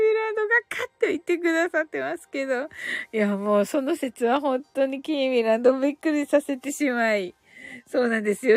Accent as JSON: {"language": "Japanese", "region": "Kyushu", "country": "Japan", "said": "九州人だから"}